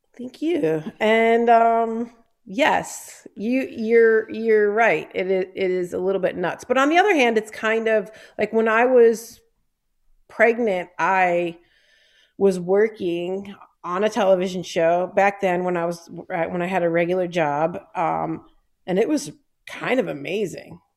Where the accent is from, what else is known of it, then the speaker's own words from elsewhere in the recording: Detroit, Michigan, United States; of Detroit, from Down River